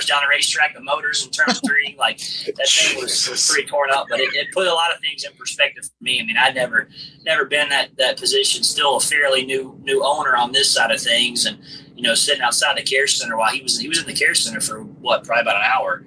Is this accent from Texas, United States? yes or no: no; Forest Acres, South Carolina, United States; my hometown, Forest Acres